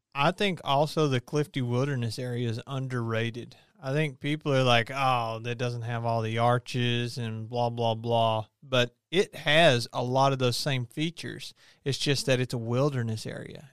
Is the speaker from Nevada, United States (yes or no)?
no; Kentucky, United States; I didn't choose to be born and raised in Kentucky